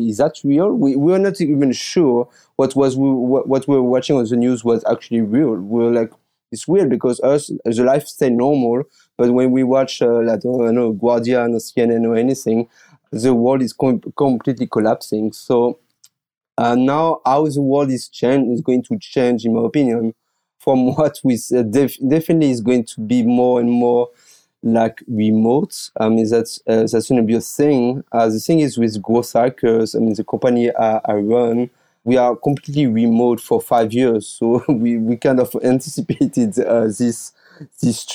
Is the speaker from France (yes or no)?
yes; France; English is a second language; moved away as an adult; now in Taiwan